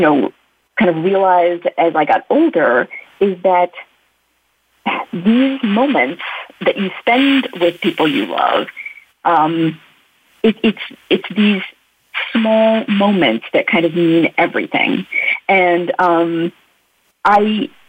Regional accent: United States; also born or lived in India; I immigrated to the U.S. as a baby. So I really grew up as an American.

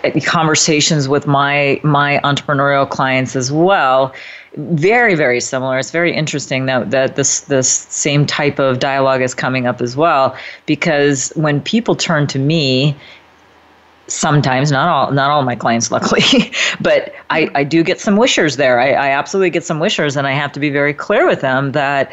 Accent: Midwest, United States; my upbringing was a bit similar to yours. I'm from the Midwest as well

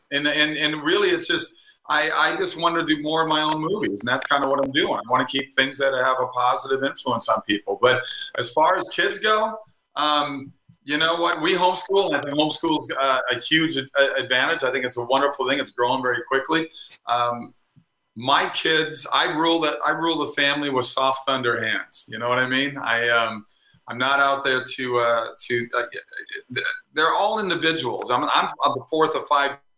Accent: Minnesota, United States; moved away as an adult; also born or lived in California; now in Florida, United States; I grew up in Minnesota

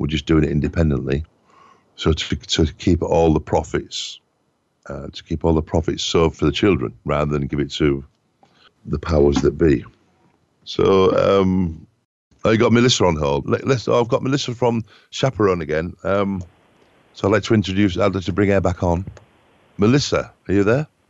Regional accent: England, United Kingdom; I'm from England

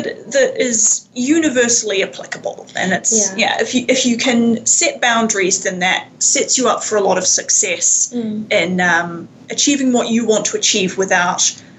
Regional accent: Wellington, New Zealand; moved away as an adult; now in Vancouver, Canada; I grew up in Wellington, New Zealand, and I moved to Canada, about 3.5 years ago, after having previously been here for a semester exchange at university. So I've been sort of back and forth between Canada and New Zealand a bit over the last few years.

